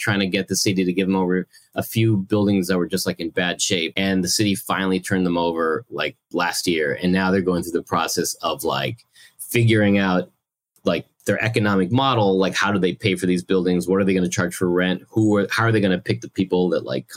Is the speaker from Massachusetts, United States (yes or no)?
yes; Massachusetts, United States; also born or lived in Mexico; now in Queens, New York, United States; I grew up in Massachusetts